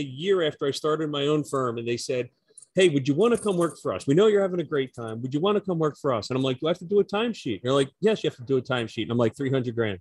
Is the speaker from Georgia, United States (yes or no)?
no; Philadelphia, Pennsylvania, United States; moved away as an adult; also born or lived in Washington, District of Columbia, United States; now in Las Vegas, United States; I'm originally from Philadelphia